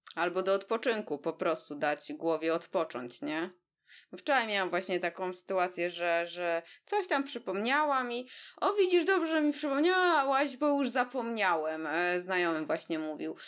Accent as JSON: {"language": "Polish", "town": "Warsaw", "region": "Masovian Voivodeship", "country": "Poland", "said": "jesteśmy oboje z Warszawy"}